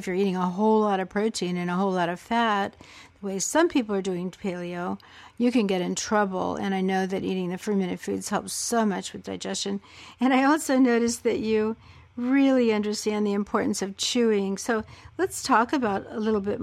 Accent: the South, United States; I'm from the South myself.

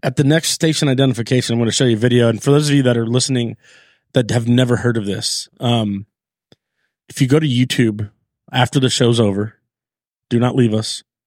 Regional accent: Long Beach, California, United States; I'm from North Long Beach, California

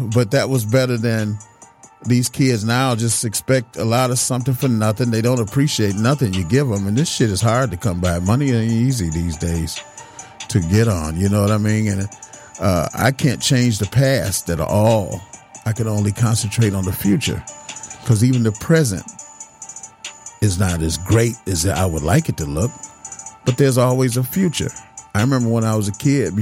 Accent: Detroit, Michigan, United States; I was born in Detroit.

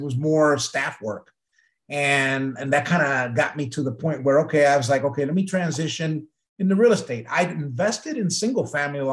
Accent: Milwaukee, Wisconsin, United States; also born or lived in Puerto Rico; I was born in Puerto Rico, raised in Milwaukee, Wisconsin.

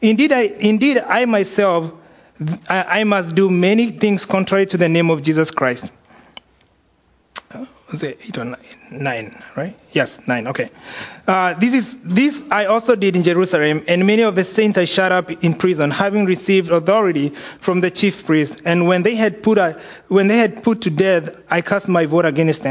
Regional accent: Kenya; moved away; growing up in Kenya

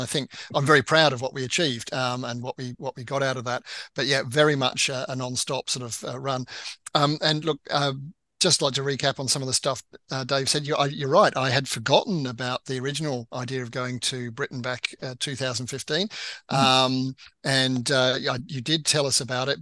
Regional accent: Australia; moved away; also born or lived in United Kingdom; I lived in the UK, although I'm Australian, um, for 30 years

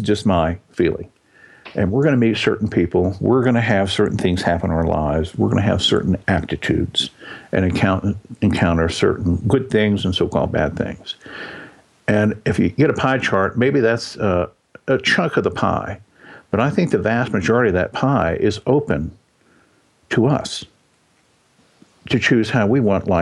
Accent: Texas, United States; I was born in Texas

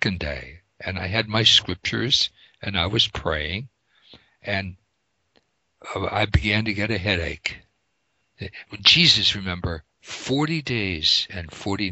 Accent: Pennsylvania, United States; also born or lived in Sechura Desert, Peru; I'm from Pennsylvania

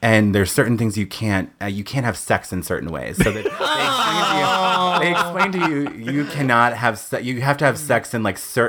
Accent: Little Rock, Arkansas, United States; moved away as an adult; also born or lived in Massachusetts / Connecticut; now in San Diego, United States; I'm from Little Rock, Arkansas

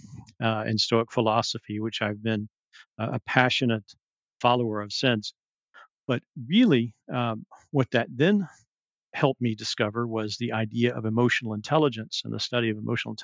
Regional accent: the South, United States; also born or lived in Abu Dhabi; now in California, United States; We're both from the South

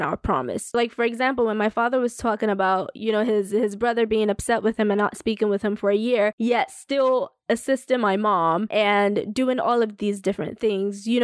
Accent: Nigeria; moved away; as a Nigerian

